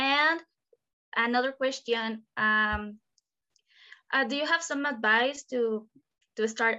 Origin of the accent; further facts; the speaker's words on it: Mexico; I'm from Mexico.